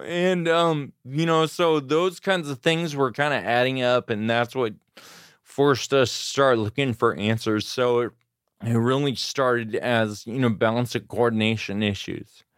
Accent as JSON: {"language": "English", "town": "Grass Valley", "region": "California", "country": "United States", "tie": "born or raised there", "also_born_or_lived": "Auburn, California / Sacramento, California / Davis, California", "said": "I was born in Auburn, California, and I grew up in the foothills in California, Grass Valley."}